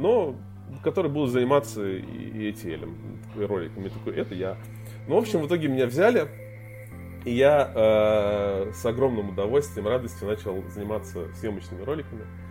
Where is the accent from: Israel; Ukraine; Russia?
Russia; Tver, Tver Oblast; moved away; я вырос, вырос в Твери